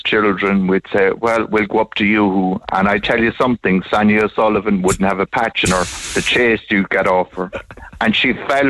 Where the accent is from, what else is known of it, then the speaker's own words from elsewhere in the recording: Munster, Ireland; Bandon Road